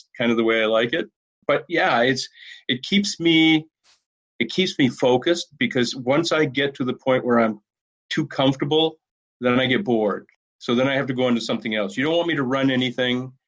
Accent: Maine, United States; moved away as an adult; also born or lived in Southeast Minnesota / Washington, D.C.; now in Winona, United States; I grew up in Maine and eventually came out to the Midwest to go to school.

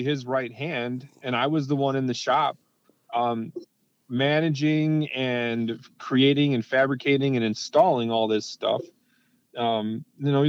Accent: Round Lake, Illinois, United States; now in Milwaukee, United States; I was raised literally raised in a aftermarket motorcycle shop. I was born in Round Lake, Illinois, where my dad had a shop at the house.

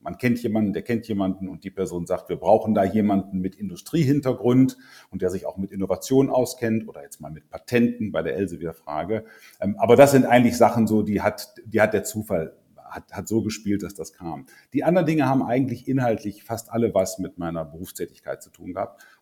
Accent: Lower Saxony, Germany; also born or lived in North Rhine-Westphalia; Also ich bin eher ein Norddeutscher, ähm, geboren in der Nähe äh, von, vom Harz mehr oder weniger, dann relativ lange in südlichen Niedersachsen gelebt, lange im Rhein, Nordrhein-Westfalen zur Schule gegangen

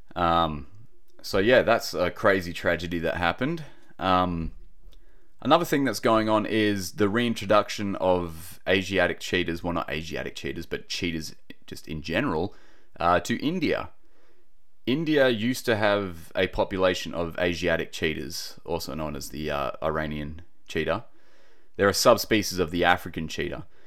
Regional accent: Australia; accent: Aussie; my typical Aussie accent.

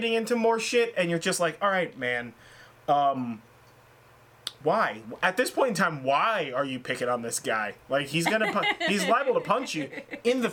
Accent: California, United States; born and raised in California

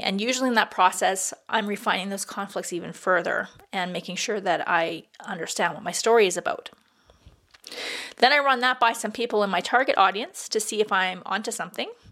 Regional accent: Peace River, Alberta, Canada; Peace River, which is my hometown

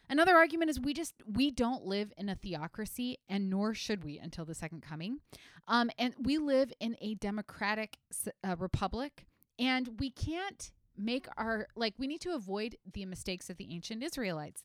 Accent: United States; as an American citizen

